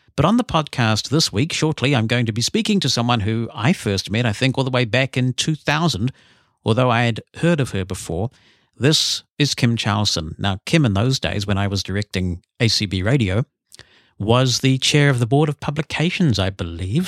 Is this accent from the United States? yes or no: no; New Zealand; we've grown up with a lot of rugby in New Zealand